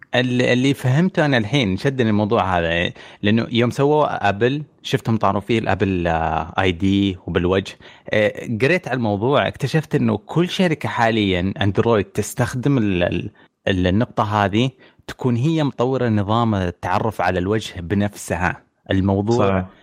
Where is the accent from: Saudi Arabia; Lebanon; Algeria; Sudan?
Saudi Arabia; عندنا في السعوديه